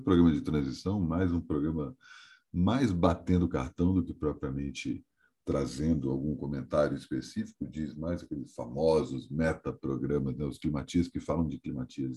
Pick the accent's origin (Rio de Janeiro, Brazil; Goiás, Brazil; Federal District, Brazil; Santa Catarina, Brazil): Federal District, Brazil; Brasília; moved away as an adult; now in São Paulo, Brazil; eu estou na minha terra natal, mais especificamente no meu apartamento natal, né? o apartamento que eu cresci desde a infância